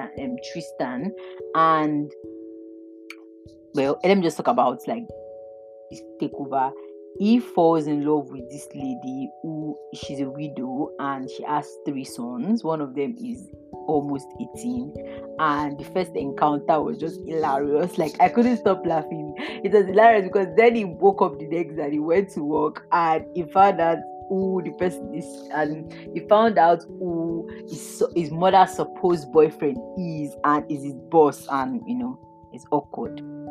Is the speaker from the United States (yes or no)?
no; Nigeria; As a Nigerian